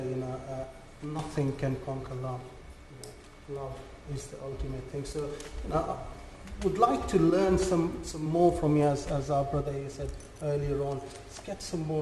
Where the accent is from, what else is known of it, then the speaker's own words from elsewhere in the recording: Pakistan; also born or lived in Afghanistan; I'm from Pakistan and obviously living in a Muslim community